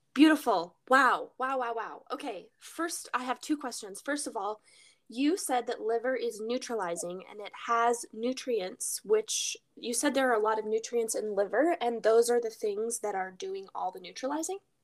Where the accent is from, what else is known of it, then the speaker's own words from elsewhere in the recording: Alaska, United States; We grew up in Alaska